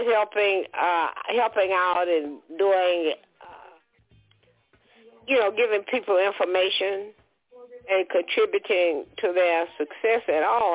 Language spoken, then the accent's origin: English; Georgia, United States; also born or lived in Alabama / Louisiana / New York; now in Atlanta, United States; I grew up in Georgia